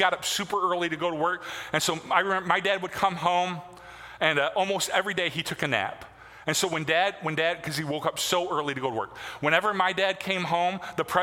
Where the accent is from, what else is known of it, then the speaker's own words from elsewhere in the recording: Michigan, United States; moved away; my hometown